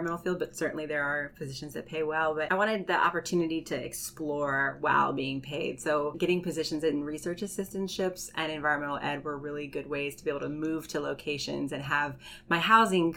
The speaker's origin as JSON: {"language": "English", "region": "Hawaii", "country": "United States", "tie": "born or raised there", "moved": "yes", "said": "I'm originally from Hawaii, and I spent a lot of my childhood surrounded by the water"}